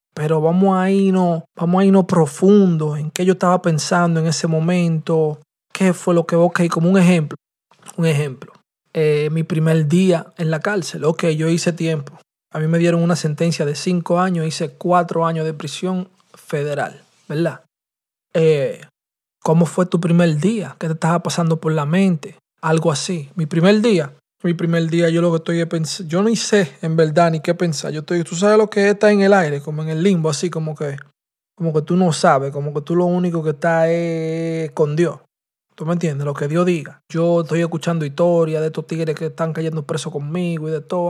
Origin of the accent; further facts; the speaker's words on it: New York City, New York, United States; 1269 Gran Conco. es la dirección de donde yo nací y me crié. Tú me entiendes, en el Bronx.